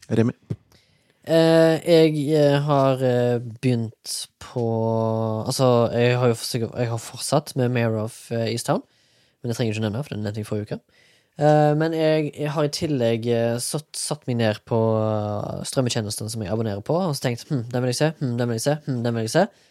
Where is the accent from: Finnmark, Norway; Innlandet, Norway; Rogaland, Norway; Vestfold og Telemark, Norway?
Rogaland, Norway; Haugesund; now in Oslo, Norway; Jeg er fra Haugesund